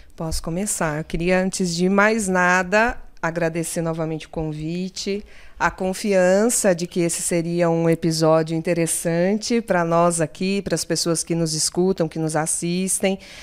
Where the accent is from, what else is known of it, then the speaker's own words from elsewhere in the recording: Limeira, São Paulo, Brazil; also born or lived in Osasco; com 12 dias de vida eu fui para Limeira. Né? Eu sou crescida no interior de São Paulo.